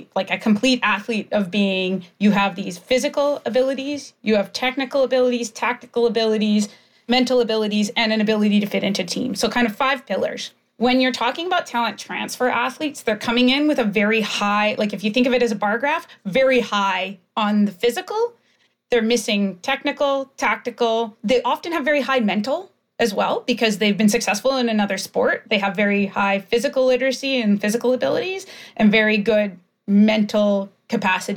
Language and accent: English; Canada; growing up in Canada